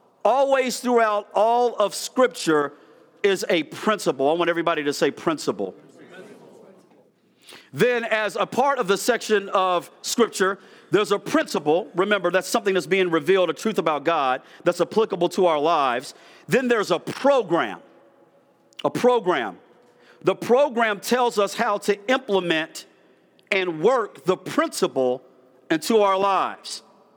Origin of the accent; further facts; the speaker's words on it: East Coast, United States; I'm from the East Coast, so I can talk fast.